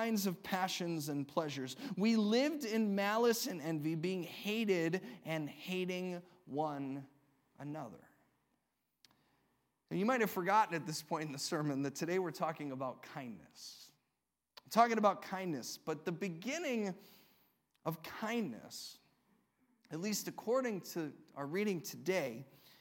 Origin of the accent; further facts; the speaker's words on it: Illinois, United States; I come from Illinois